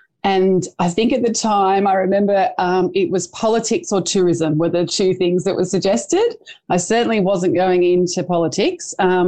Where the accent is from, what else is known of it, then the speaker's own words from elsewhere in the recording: Port Stephens, New South Wales, Australia; my hometown of Port Stephens